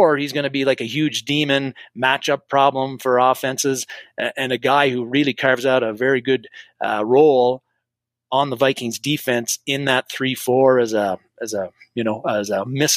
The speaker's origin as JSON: {"language": "English", "country": "Canada", "said": "I'm Canadian"}